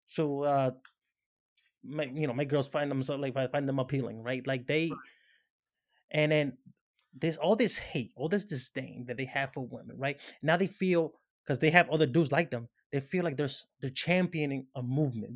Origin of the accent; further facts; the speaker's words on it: Dominican Republic; moved away; I'm Dominican. You know what I'm saying? I grew up in the Dominican Republic